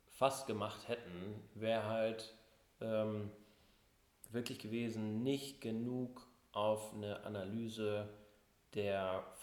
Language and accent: German; Hamburg, Germany; also born or lived in New York; now in Düsseldorf, Germany; Also ich, äh … bin eigentlich Hamburger Jung mit Leib und Seele, ähm, habe hier und dann später in New York Psychologie und BWL studiert, bin ähm, auch schon vor knapp acht Jahren nach Düsseldorf gegangen